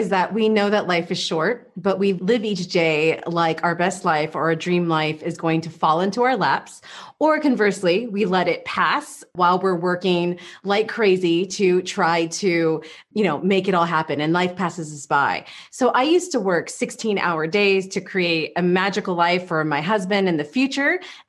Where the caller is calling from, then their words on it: Czechia; also born or lived in California, United States; I am coming in from Czech Republic. It's beautiful and sunny right now, which is not something I get to say very often. So as a former Californian, it's a very nice day to be meeting.